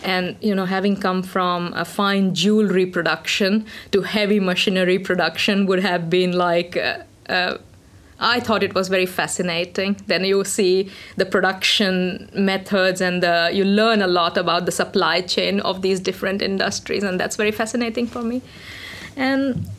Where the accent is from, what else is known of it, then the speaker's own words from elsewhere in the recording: India; moved away as an adult; now in Finland; I'm of Indian origin. I came to Finland about 13 years ago. And back in India, I studied electronics engineering